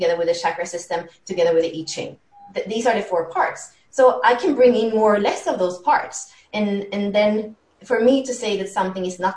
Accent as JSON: {"language": "English", "country": "Sweden", "tie": "born or raised there", "also_born_or_lived": "Spain / France", "moved": "as an adult", "said": "So I was born in Sweden. I lived in Spain as a kid, but then we went back to Sweden and that's where kind of the craziness was happening. So until 18, I lived in Sweden"}